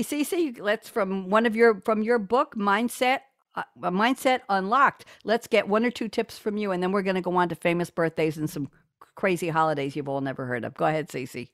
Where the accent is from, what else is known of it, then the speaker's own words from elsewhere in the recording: New York, United States; now in Durham, United States; I'm from New York.